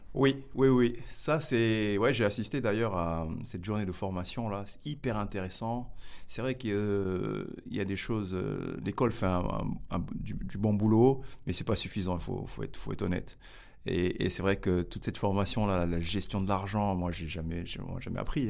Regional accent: Grigny, Île-de-France, France; moved away as an adult; also born or lived in Senegal; now in Bordeaux, France; j'ai grandi à Grigny

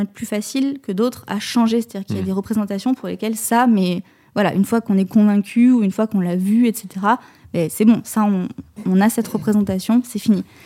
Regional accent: Pessac, Nouvelle-Aquitaine, France; j'ai grandi à Pessac

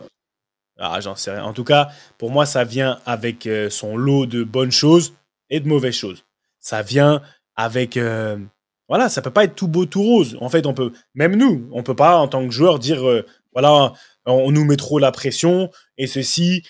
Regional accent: France; moved away as an adult; now in England; qui viens de la France

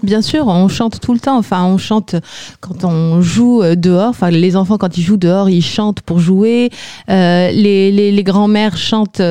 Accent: Algeria; moved away as an adult; now in France; je viens d'Algérie.

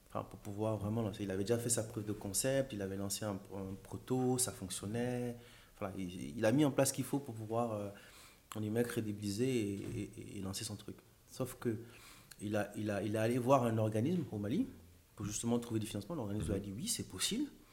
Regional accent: Gabon; moved away as an adult; now in France; Donc, moi, j'ai grandi au Gabon.

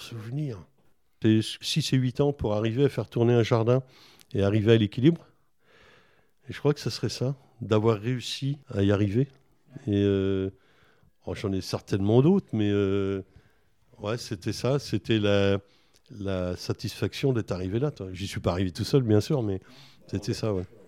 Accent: Buzançais, Centre-Val de Loire, France; also born or lived in Villedieu-sur-Indre / Châteauroux / Charente-Maritime; j'ai fait mon enfance à Buzancais

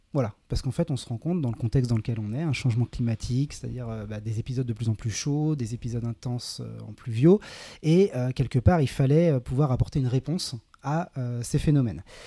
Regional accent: Saint-Nazaire, Pays de la Loire, France; moved away as an adult; also born or lived in Grenoble; now in Biarritz, France; je viens de Saint-Nazaire, voilà, en Loire-Atlantique. J'ai grandi près de l'océan, j'ai grandi à la plage

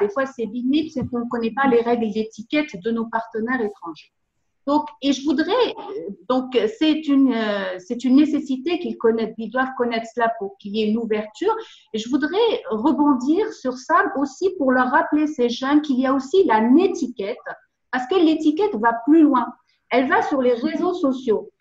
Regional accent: Tangier, Tanger-Tetouan-Al Hoceima, Morocco; Je suis née au Maroc, plus précisément à Tanger

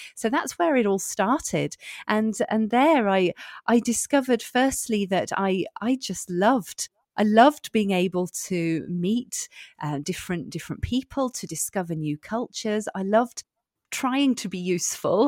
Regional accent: United Kingdom; moved away as an adult; now in Belfort, France; we lived in the U K, and I'm, I'm British.

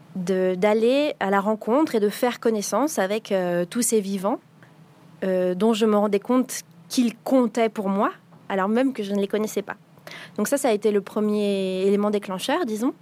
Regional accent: Paris, Île-de-France, France; j'ai grandi à Paris

